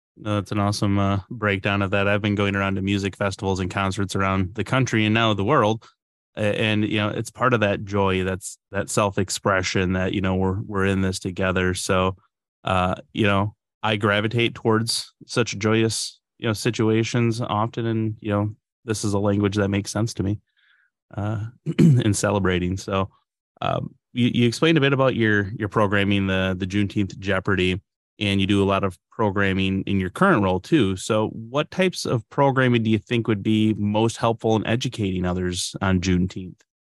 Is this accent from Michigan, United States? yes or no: yes; Upper Peninsula, Michigan, United States; growing up in the Upper Peninsula, we had, you know, a strong native culture